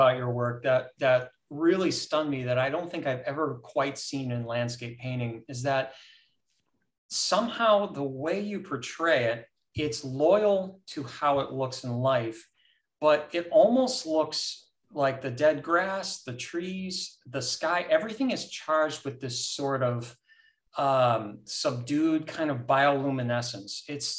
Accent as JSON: {"language": "English", "country": "United States", "tie": "born or raised there", "said": "I was lucky. I grew up sort of on Lake Erie, north in the state."}